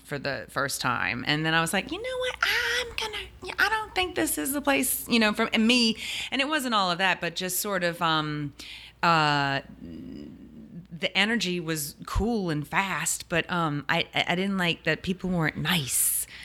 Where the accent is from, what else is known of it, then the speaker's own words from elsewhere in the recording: New Orleans, Louisiana, United States; clearly from New Orleans, born and raised